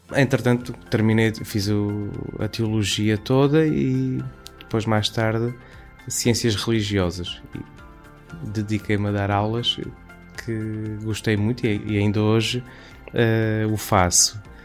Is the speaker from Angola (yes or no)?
no; Campo Maior, Alentejo, Portugal; sou natural de Campo Maior, Alentejo